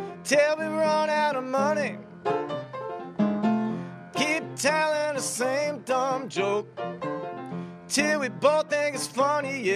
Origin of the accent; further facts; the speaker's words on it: New Jersey, United States; moved away as an adult; now in Philadelphia, United States; I grew up near here in South Jersey.